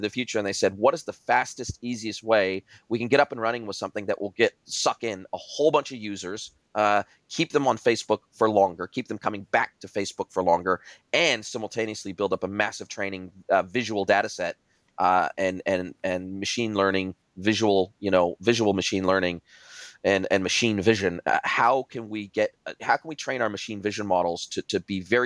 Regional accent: Southern California, United States; moved away as an adult; now in New Zealand; I grew up in Southern California, close to Mexico

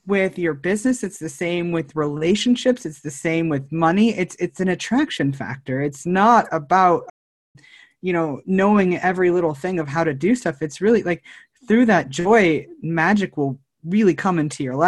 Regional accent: Northern California, United States; also born or lived in Chico, Red Bluff area / San Luis Obispo, California; now in San Diego, United States; I'm originally from Northern California, and back of the woods, redneck, Northern California

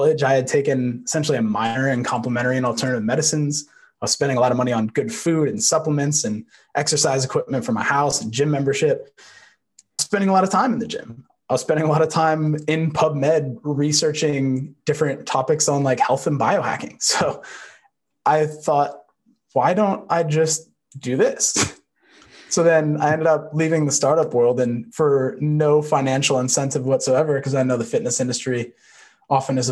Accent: just outside of Manhattan, New York, United States; I grew up just outside of Manhattan

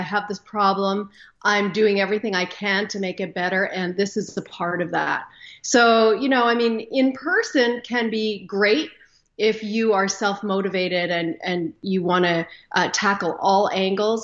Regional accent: Canada; I am Canadian, live up here just north of Minnesota.

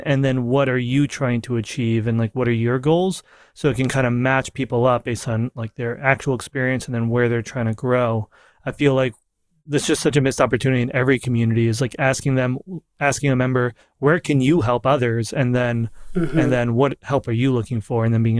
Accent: New York, United States; I'm a New Yorker

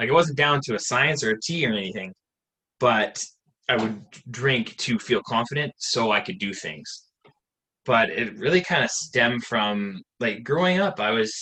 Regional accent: Salmon Arm, British Columbia, Canada; I'm actually from Canada, little town of 18,000 people called Salmon Arm in British Columbia

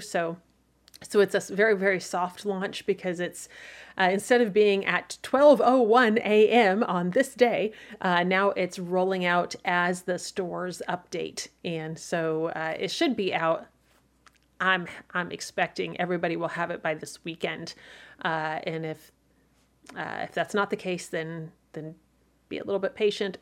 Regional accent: Midwest, United States; As a Midwesterner

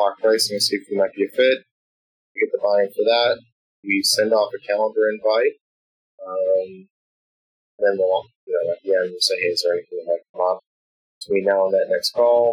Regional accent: Boston, Massachusetts, United States; accent: Boston; my Boston accent

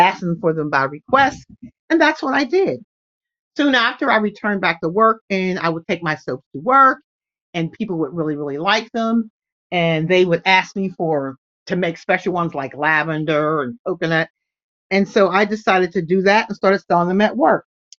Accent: Pittsburgh, Pennsylvania, United States; I'm from Pittsburgh, Pennsylvania

